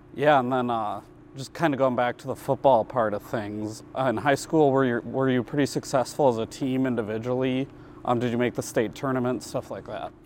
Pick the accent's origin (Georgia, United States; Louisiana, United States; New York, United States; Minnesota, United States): Minnesota, United States; Minneapolis; now in Rapid City, United States; I'm from Minneapolis, not as much diversity here